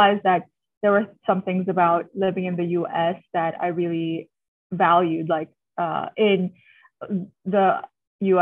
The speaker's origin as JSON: {"language": "English", "town": "Manila", "region": "Metro Manila", "country": "Philippines", "tie": "born or raised there", "also_born_or_lived": "United States", "said": "I was born and raised in Manila to a Filipino-Chinese family"}